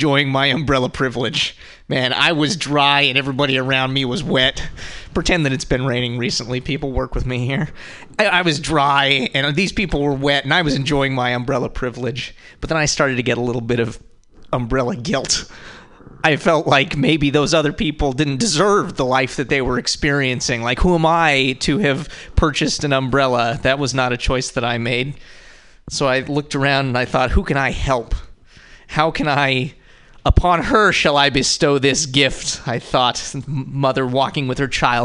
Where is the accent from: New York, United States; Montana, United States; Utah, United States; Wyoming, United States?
Montana, United States; now in San Francisco, United States; I'm from Montana